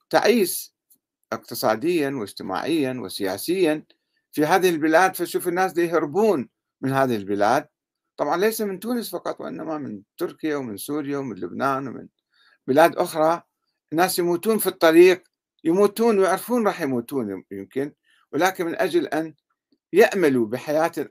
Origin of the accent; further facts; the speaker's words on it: Sudan; في في انقلابات عسكرية عندنا بالسودان مثلا انقلاب عسكري والشعب السوداني يناضل من أجل حريته وإرادته وكرامته